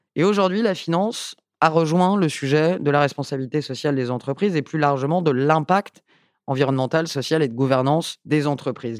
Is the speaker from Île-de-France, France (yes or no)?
yes; Paris, Île-de-France, France; also born or lived in Basque Country; une femme qui vient de Paris, je suis née à Paris, j'ai été élue euh, à Paris